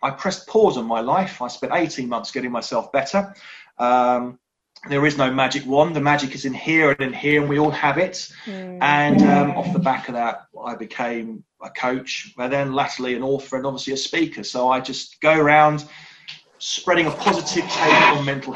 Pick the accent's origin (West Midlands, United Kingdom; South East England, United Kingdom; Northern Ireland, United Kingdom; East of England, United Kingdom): South East England, United Kingdom; Surrey; born and bred in Surrey, live in Cobham